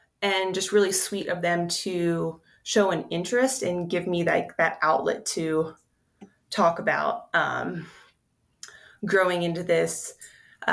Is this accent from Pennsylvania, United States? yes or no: yes; Pennsylvania, United States; now in Denver, United States; I'm actually from Pennsylvania